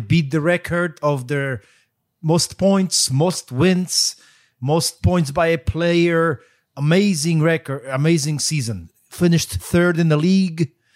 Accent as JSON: {"language": "English", "country": "Poland", "moved": "yes"}